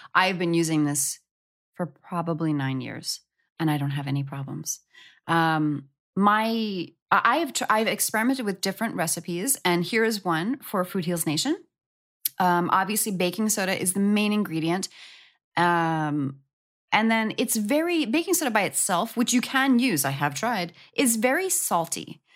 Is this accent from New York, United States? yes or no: yes; New York, United States; moved away; I'm from New York. and my good girlfriend from high school back in New York